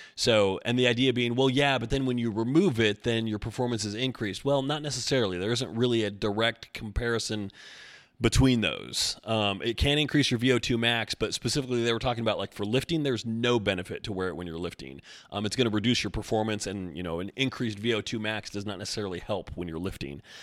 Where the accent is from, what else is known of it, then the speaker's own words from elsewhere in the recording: Oregon, United States; I'm from Oregon